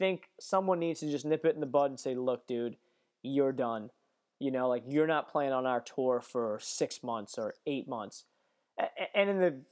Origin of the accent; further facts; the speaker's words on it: United States; American golf journalists